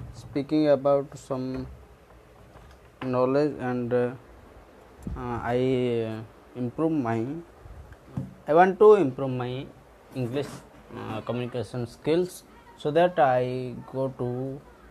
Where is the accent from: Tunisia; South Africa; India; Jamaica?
India; Odisha; English is a second language; I'm from Odisha, India